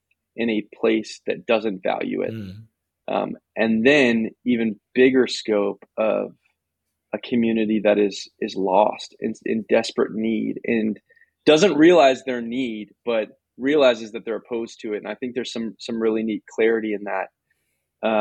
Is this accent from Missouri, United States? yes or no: no; Southwest Florida, United States; moved away as an adult; now in West Hartford, United States; Southwest Florida, where I grew up, where my family